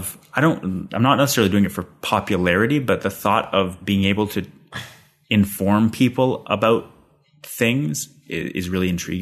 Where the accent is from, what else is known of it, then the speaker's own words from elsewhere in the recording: Calgary, Alberta, Canada; now in Ottawa, Canada; He's in Calgary, where I'm from